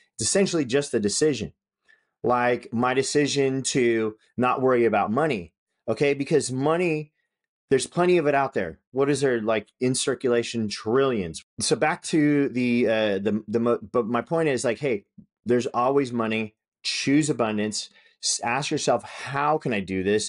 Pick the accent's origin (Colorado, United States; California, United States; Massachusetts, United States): California, United States; Northern; I grew up in Northern California.